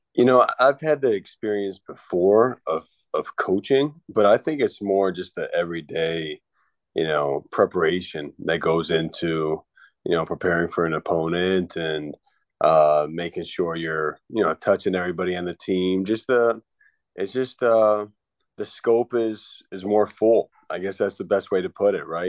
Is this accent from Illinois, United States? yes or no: yes; Northbrook, Illinois, United States; moved away; toughness from Chicago being in the cold